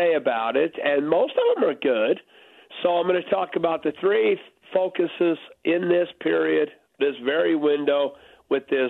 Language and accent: English; Ogden, Utah, United States; I grew up in Ogden. I cut my teeth on the Ogden River